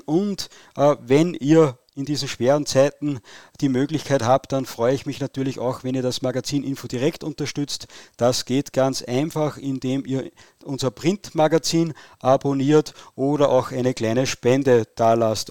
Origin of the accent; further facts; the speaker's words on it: Steyr, Upper Austria, Austria; bei uns in Oberösterreich in Steyr